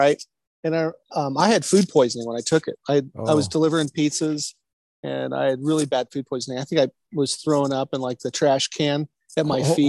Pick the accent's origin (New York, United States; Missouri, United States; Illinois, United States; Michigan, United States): Missouri, United States; Kansas City; also born or lived in Denver, Colorado; So we moved to Kansas City in 77. And then grew up in Kansas City, northern Kansas City, Parkville area. Yeah. So not the most multicultural